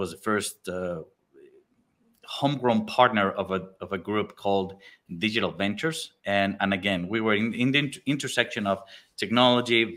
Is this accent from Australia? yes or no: no; Mexico City, Mexico; moved away as an adult; also born or lived in Argentina; I was born and raised in Mexico City